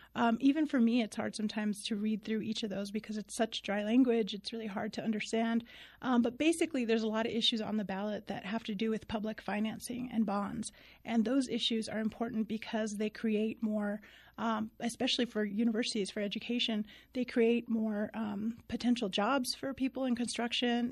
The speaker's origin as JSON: {"language": "English", "town": "Deming", "region": "New Mexico", "country": "United States", "tie": "born or raised there", "also_born_or_lived": "Tucson, Arizona / Los Angeles, California", "moved": "as an adult", "lives_now": "Albuquerque, United States", "said": "I'm originally from Deming, New Mexico. So, uh, I was born and raised in the southern part of the state"}